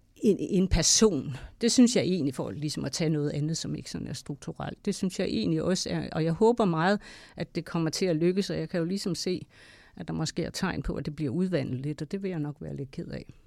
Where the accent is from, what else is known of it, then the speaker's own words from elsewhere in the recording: Denmark; jeg er selv vestjyde